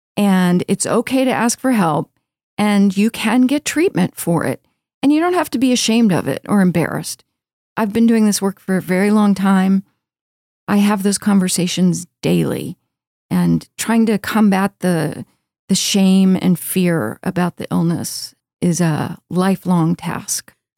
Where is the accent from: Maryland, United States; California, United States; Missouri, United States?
Maryland, United States; Baltimore; moved away as an adult; also born or lived in Texas; now in Houston, United States; I grew up in Baltimore